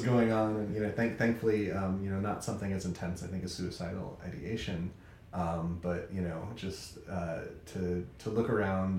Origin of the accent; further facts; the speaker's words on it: California, United States; now in Chicago, United States; I am a Californian living in Chicago